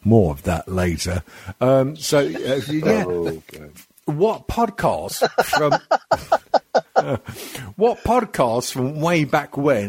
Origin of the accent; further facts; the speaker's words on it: Scotland, United Kingdom; We're all Scottish.